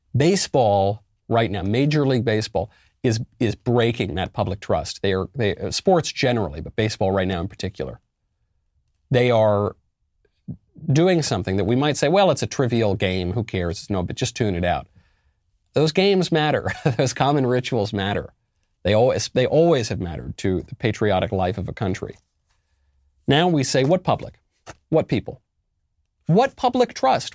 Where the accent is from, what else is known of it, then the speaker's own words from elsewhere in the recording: New York, United States; moved away; also born or lived in Los Angeles; I'm originally a New Yorker